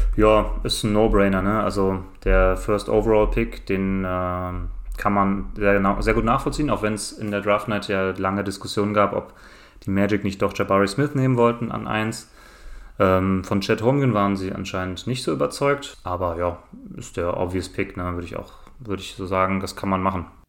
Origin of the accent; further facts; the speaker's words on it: Cologne, North Rhine-Westphalia, Germany; Köln ist meine Heimatstadt